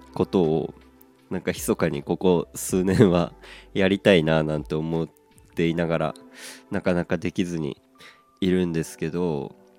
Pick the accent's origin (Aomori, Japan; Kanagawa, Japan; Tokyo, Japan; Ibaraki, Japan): Aomori, Japan; moved away as an adult; 僕自身が出身が青森でございまして